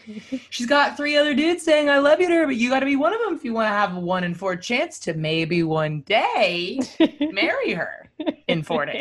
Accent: Los Angeles, California, United States; I was being from

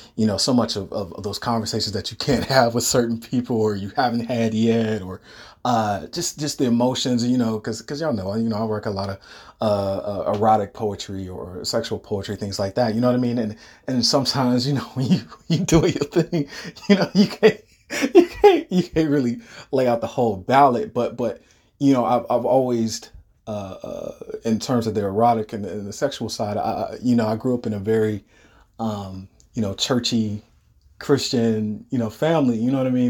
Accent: Detroit, Michigan, United States; moved away; I'm originally from Detroit. I don't live in Michigan anymore

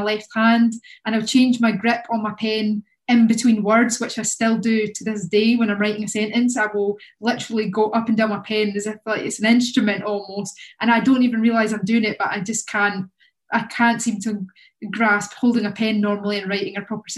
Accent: Kirkcaldy, Scotland, United Kingdom; moved away as an adult; now in Manchester, United Kingdom; I'm a filmmaker from Kirkcaldy

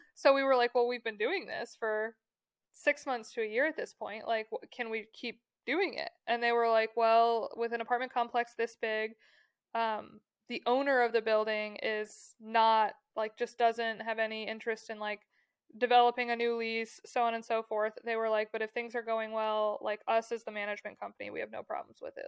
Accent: Michigan, United States; growing up in Michigan, you, like, have friends who have lake houses

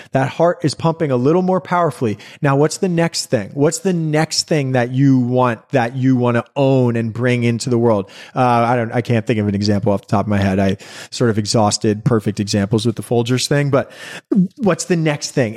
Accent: New York City, New York, United States; growing up in New York City

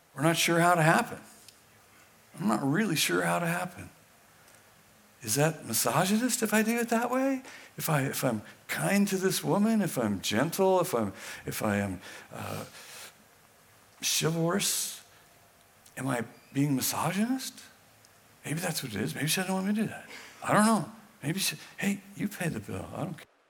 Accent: Weaverville, California, United States; moved away as an adult; I'm from Weaverville

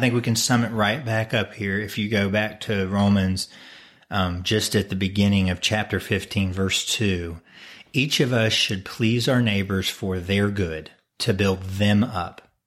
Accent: United States

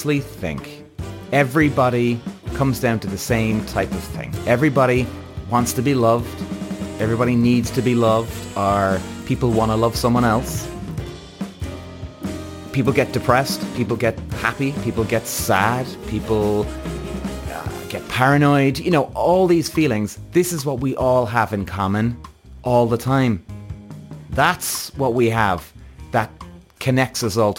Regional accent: Ireland; Irish. I'm Irish. And I live in Ireland

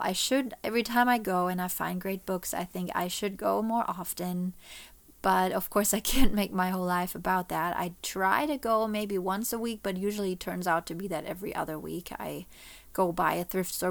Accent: Germany; moved away as an adult; now in Florida, United States; I was born and raised in Germany.

